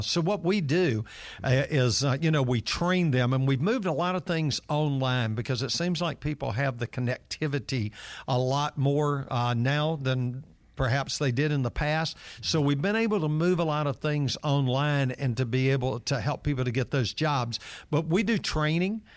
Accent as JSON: {"language": "English", "town": "Atlanta", "region": "Georgia", "country": "United States", "tie": "born or raised there", "said": "I'm one of those kids that grew up in downtown Atlanta, and I grew up right on Marietta Street"}